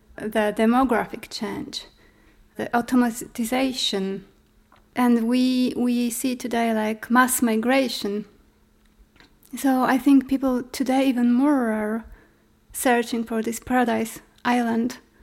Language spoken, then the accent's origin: English; Poland; I'm an artist from Poland.